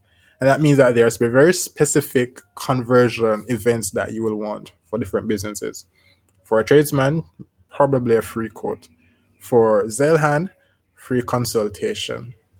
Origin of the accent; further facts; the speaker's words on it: Colorado, United States; Oh, this guy is also from Colorado. I am from Colorado. We're both Coloradans.